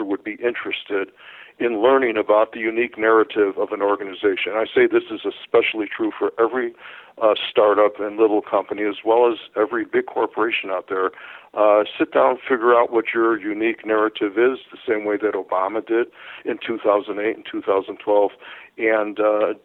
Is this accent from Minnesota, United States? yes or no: no; Chicago, Illinois, United States; I'm from Chicago